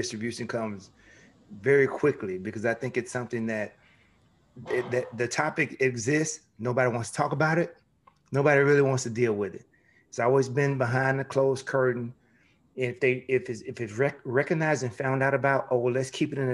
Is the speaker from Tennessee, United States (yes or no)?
yes; Memphis, Tennessee, United States; my hometown